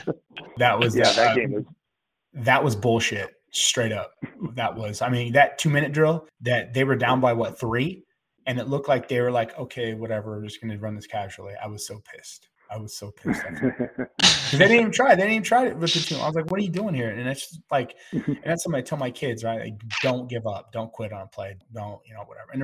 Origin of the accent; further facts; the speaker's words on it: Grapevine, Texas, United States; moved away; I'm from Grapevine